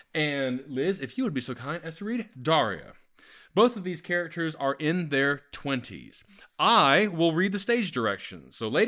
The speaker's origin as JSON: {"language": "English", "town": "Atlanta", "region": "Georgia", "country": "United States", "moved": "yes", "said": "I'm from Atlanta."}